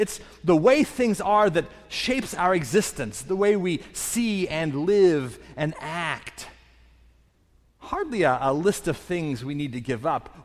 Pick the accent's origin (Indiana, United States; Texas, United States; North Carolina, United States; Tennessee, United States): Indiana, United States; moved away; I'm originally from the Midwest, from Indiana.